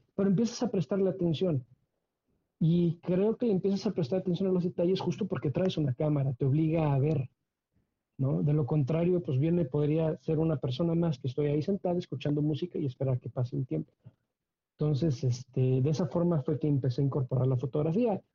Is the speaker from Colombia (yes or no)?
no; Querétaro, Mexico; soy queretano y queretano de generaciones, de muchas, muchas generaciones atrás. Entonces, queretano